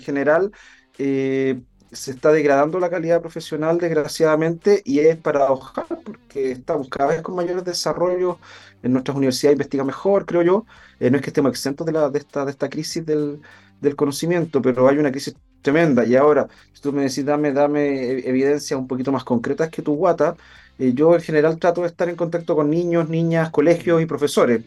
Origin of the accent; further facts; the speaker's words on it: Chile; nos caracterizaba como chilenos